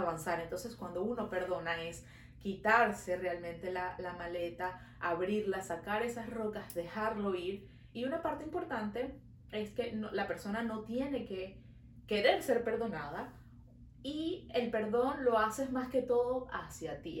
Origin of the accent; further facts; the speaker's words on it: Venezuela; now in Montreal, Canada; Nosotros somos dos amigas venezolanas viviendo en Montreal